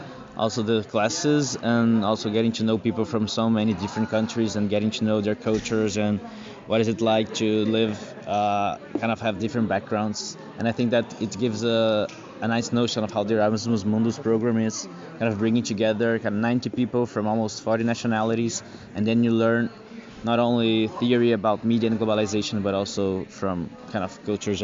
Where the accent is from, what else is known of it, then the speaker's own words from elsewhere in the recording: Brazil; moved away as an adult; now in Denmark; from Brazil.